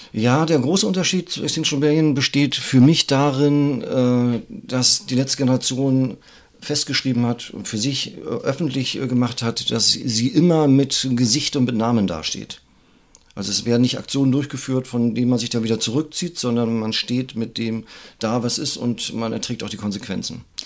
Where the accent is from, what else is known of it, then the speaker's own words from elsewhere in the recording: Greifswald, Mecklenburg-Vorpommern, Germany; Ich bin auch aus dem Norden, also aus Greifswald.